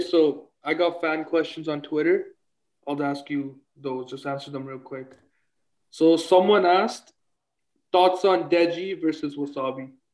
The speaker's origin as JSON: {"language": "English", "town": "Toronto", "region": "Ontario", "country": "Canada", "said": "I'm actually from Toronto, Ontario, Canada"}